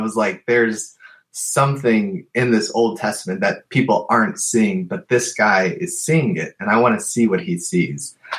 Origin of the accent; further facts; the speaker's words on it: Cleveland, Ohio, United States; I'm born and raised in Cleveland, Ohio.